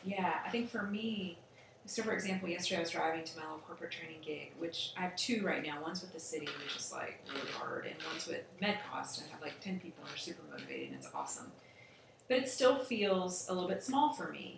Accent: Roanoke, Virginia, United States; moved away; publishes the Roanoke magazine, which I grew up reading in Roanoke

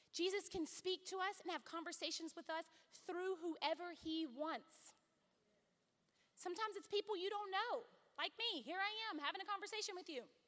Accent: Louisiana, United States; I come from Louisiana

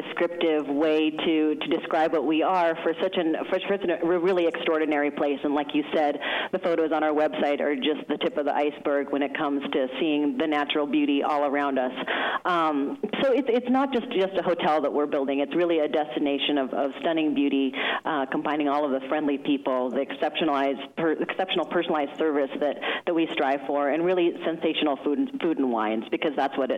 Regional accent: Seattle, Washington, United States; moved away as an adult; now in Mendoza, Argentina; I'm originally from Seattle, Washington

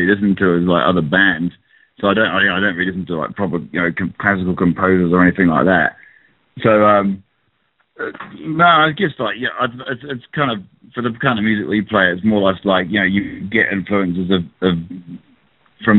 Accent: New Zealand; also born or lived in England; I just like lived in New Zealand, actually. My parents moved over from England to, I was born in England. I went to New Zealand when I was like 5 years old

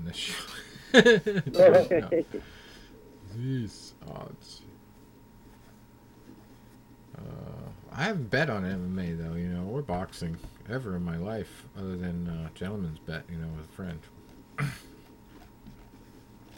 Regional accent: Massachusetts, United States; my home state of Massachusetts

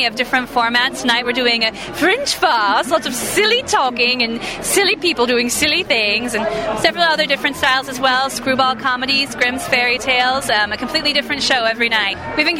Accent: Texas, United States; We're from Texas, so we miss the sun.

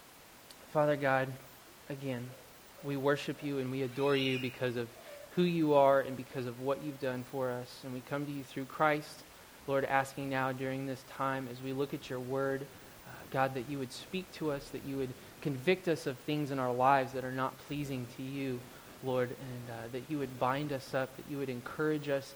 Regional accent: Euless, Texas, United States; moved away as an adult; now in Oregon, United States; I grew up in Euless, Texas

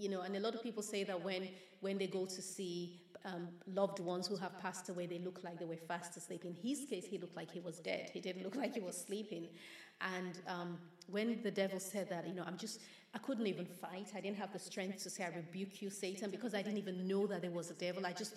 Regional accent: Nigeria; growing up in Nigeria, we would have people run to our home and beg my father

